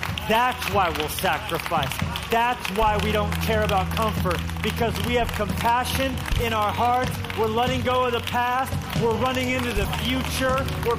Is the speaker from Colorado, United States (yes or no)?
yes; Colorado, United States; born there; no, I was born in Colorado. But I'm not from Colorado.